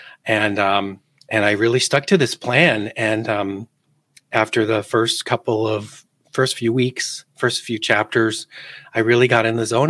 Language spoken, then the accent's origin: English; Los Angeles, California, United States; moved away as an adult; also born or lived in Seattle; I grew up in Porter Ranch out in the San Fernando Valley.